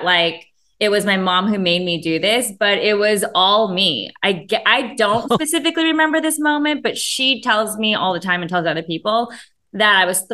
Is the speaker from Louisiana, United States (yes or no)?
no; Rowland Heights, California, United States; also born or lived in West Covina / Fullerton / Long Beach / Marina Del Rey; Born and raised. I was born in West Covina, grew up in Roland Heights, just kind of like the Asian area, one of the Asian areas here in LA County